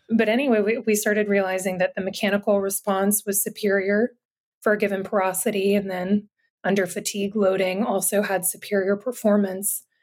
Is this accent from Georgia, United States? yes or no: yes; Atlanta, Georgia, United States; moved away as an adult; also born or lived in North Carolina; I'm from the Atlanta area originally and went to Georgia Tech for undergrad